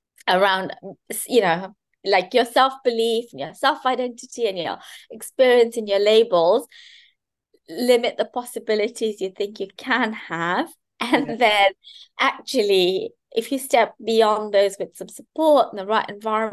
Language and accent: English; Kenya; I grew up in Kenya, and I grew up in a joint family.